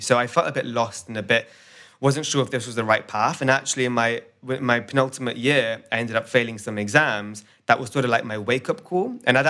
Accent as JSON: {"language": "English", "country": "India", "said": "No stereotypes, but you know, I'm Indian."}